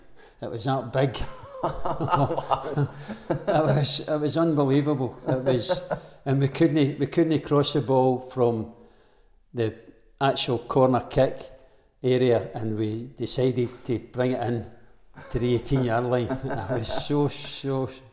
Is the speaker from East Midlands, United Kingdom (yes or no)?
no; Glasgow, Scotland, United Kingdom; No, I was born in the Gorbals. {S0} In the Gorbals? {S1} In the Gorbals. And I got brought up in the Gorbals.